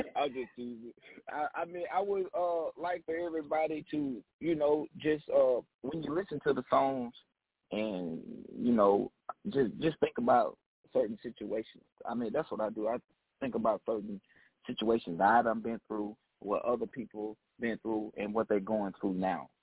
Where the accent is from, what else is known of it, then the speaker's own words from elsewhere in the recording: Decatur, Mississippi, United States; I am calling from Decatur, Mississippi, my hometown.